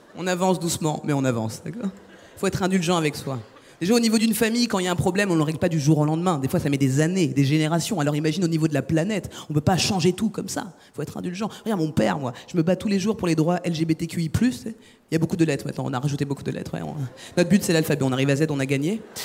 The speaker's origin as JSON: {"language": "French", "country": "France", "said": "je suis française."}